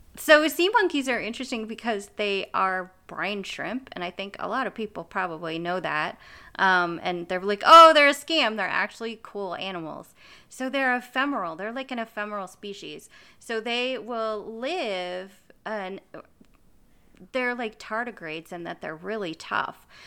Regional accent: United States; I'm speaking as an American

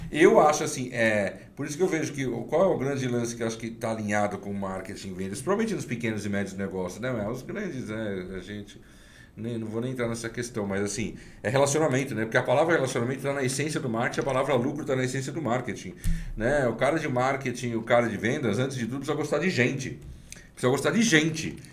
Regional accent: São Paulo, Brazil; Da onde eu venho, da Zona Leste, corintiano, leonino, filho descendente italiano

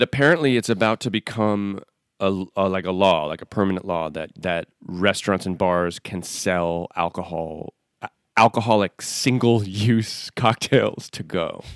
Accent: Northeast, United States; moved away; I'm from the Northeast originally

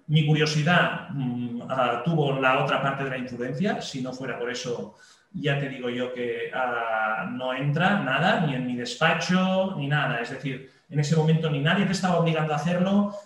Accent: Catalonia, Spain; en mi país, que es España, en una región en concreto que es Cataluña

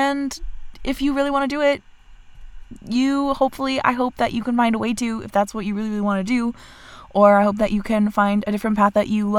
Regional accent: Vermont, United States

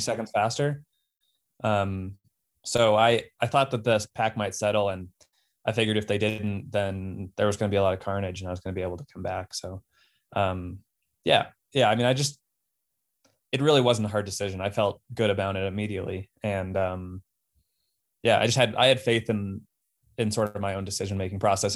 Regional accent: Golden, Colorado, United States; moved away; also born or lived in Boston; I grew up in Golden, Colorado

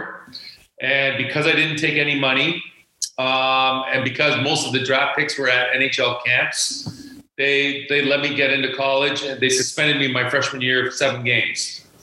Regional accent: Toronto, Ontario, Canada; growing up in Toronto, I wanted to play in the OHL

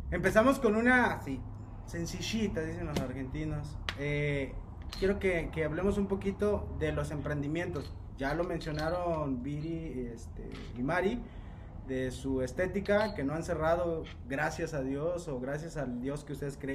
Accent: Mexico; que en realidad a veces como seres humanos y más como mexicanos vemos a veces a las mujeres

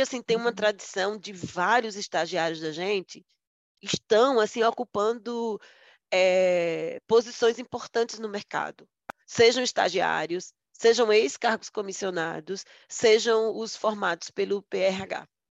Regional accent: Northeast Region, Brazil; eu sou nordestina

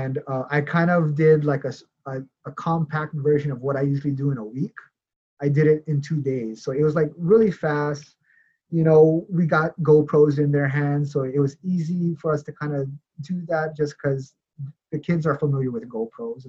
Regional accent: Hawaii, United States; moved away; also born or lived in Los Angeles; growing up in Hawaii

